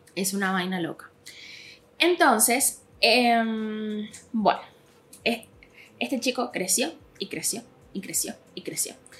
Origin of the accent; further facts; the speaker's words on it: Venezuela; moved away; era en mi país, o sea, cuando en Venezuela